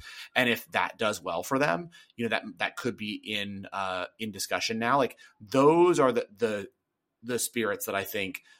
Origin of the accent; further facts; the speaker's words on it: the South, United States; Yeah, man, I'm from the South.